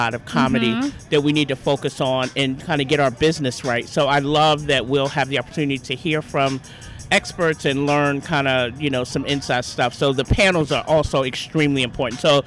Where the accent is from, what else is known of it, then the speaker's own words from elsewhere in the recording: New York, United States; now in Charlotte, United States; I live in Charlotte. I'm originally from New York, but I live in Charlotte.